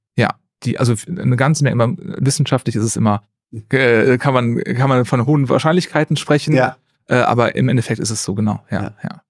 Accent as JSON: {"language": "German", "town": "Neuss", "region": "North Rhine-Westphalia", "country": "Germany", "tie": "born or raised there", "also_born_or_lived": "Jülich / Aachen", "said": "Ich komme aus Neuss gebürtig, also nicht so weit weg von Bonn."}